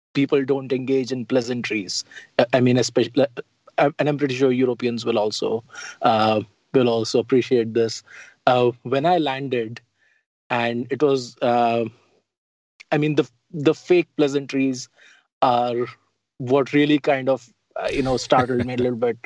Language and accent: English; Delhi, India; moved away as an adult; also born or lived in Utah; now in United States; I grew up in Old Delhi, which is the walled city, the old city.